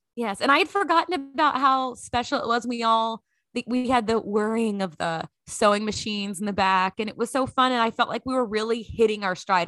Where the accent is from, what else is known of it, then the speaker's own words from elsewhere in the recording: Grand Prairie, Texas, United States; moved away as an adult; also born or lived in Lexington, Kentucky; growing up in Grand Prairie, Texas